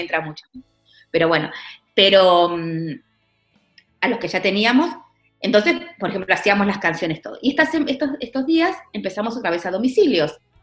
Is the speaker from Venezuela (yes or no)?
no; Argentina; also born or lived in Portugal / Ayamonte, Spain; now in Seville, Spain; yo soy, eh, al ser argentina